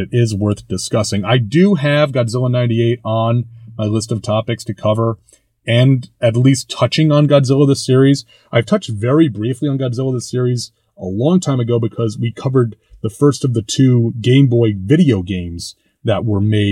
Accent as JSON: {"language": "English", "region": "New York", "country": "United States", "tie": "born or raised there", "said": "growing up in New York in the 1980s and 90s, as I did"}